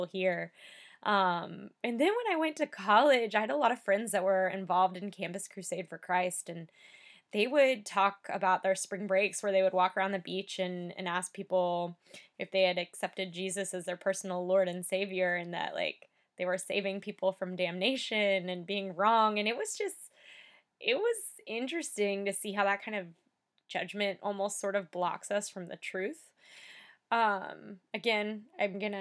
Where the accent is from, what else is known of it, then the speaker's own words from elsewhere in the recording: United States; I'm from, you know, the United States